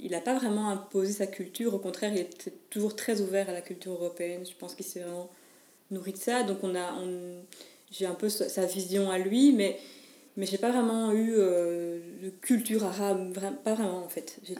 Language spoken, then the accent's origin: French; Mons, Wallonia, Belgium; Je suis de Mons, oui. j'ai toujours été de Mons. Euh, j'adore Mons, donc j'y suis, j'y reste.